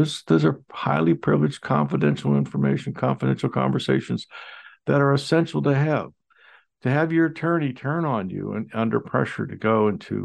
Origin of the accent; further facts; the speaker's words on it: United States; as an American